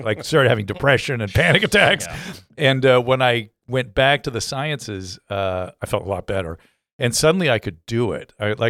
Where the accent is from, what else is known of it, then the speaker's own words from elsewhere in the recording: Philadelphia, Pennsylvania, United States; moved away as an adult; also born or lived in California; I grew up in Philadelphia.